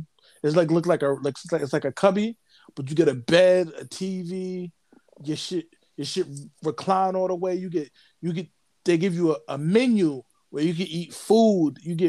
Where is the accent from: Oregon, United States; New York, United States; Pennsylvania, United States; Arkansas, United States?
New York, United States; I'm from New York